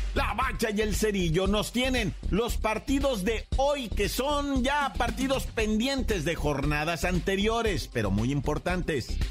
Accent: Oaxaca, Mexico; yo como oaxaqueño

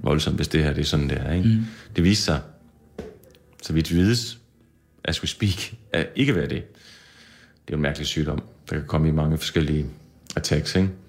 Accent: Skanderborg, Central Denmark Region, Denmark; moved away as an adult; also born or lived in Aarhus / Copenhagen; Blev bare hjemme i Skanderborg

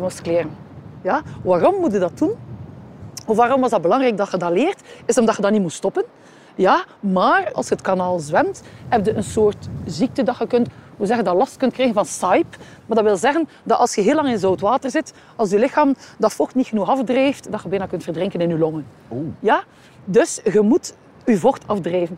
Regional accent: Ostend, Flanders, Belgium; ik ben hier geboren en getogen in Oostende

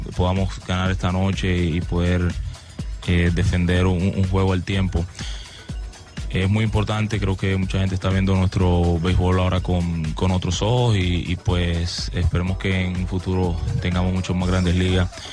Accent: Colombia; como colombiano

